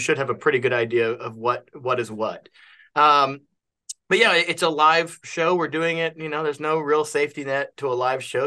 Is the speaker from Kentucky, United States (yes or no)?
yes; Kentucky, United States; I'm from Kentucky